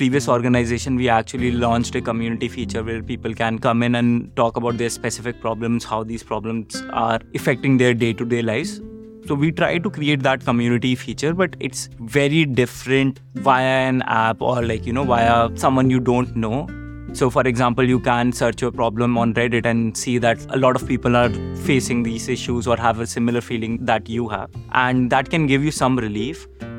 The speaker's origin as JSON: {"language": "English", "country": "India", "tie": "born or raised there", "moved": "yes", "said": "growing up in India"}